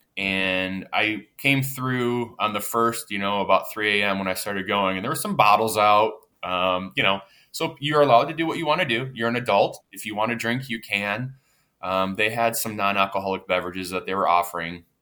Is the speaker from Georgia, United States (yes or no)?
no; Pittsburgh, Pennsylvania, United States; I'm from the Pittsburgh area